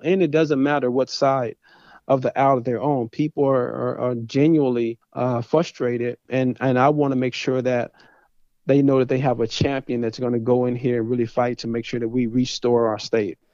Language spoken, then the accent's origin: English; Dallas, Texas, United States; moved away as an adult; also born or lived in Athens, Texas / Louisiana; born and raised in Dallas, Texas.